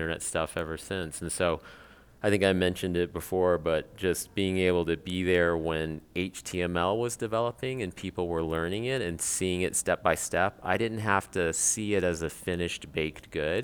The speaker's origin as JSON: {"language": "English", "region": "South Carolina", "country": "United States", "tie": "born or raised there", "said": "I was born in South Carolina as a Japanese person. And so I grew up in the South"}